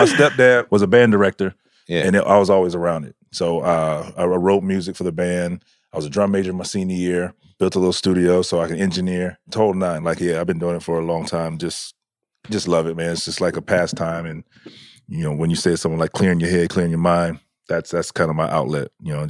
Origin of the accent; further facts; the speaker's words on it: the South, United States; I grew up in the South, so, you know, in the band and marching band and stuff, so.